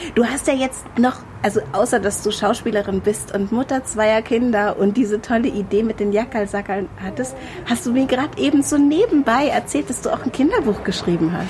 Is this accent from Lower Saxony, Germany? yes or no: yes; Hanover, Lower Saxony, Germany; accent: Hochdeutsch; als Hannoveranerin, da ist das Hochdeutsch und das war's.